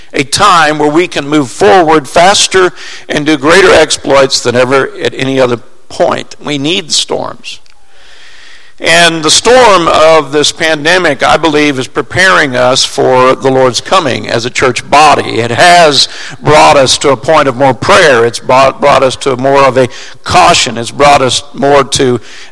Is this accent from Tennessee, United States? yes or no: no; Springfield, Missouri, United States; I grew up in Springfield, Missouri, and we lived on a plateau in Springfield